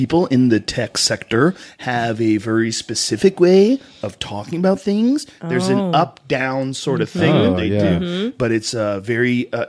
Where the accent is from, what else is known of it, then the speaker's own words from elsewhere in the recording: Boston, Massachusetts, United States; accent: Boston; I grew up in Boston, and Boston has a very disgusting accent.